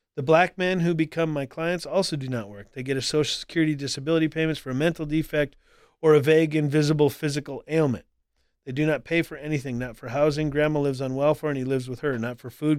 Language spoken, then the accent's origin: English; North Dakota, United States; moved away; also born or lived in Colorado Springs; I grew up in North Dakota where, where, you know, like ninety-some percent of the population is white.